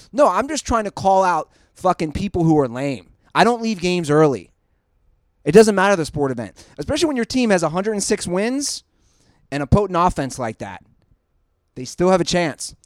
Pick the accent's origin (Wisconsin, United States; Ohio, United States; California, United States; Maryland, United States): Ohio, United States; Cincinnati; I'm from Cincinnati.